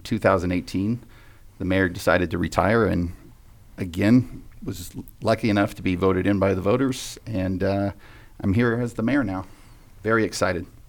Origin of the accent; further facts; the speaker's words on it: Vacaville, California, United States; growing up, up in Vacaville was very special to me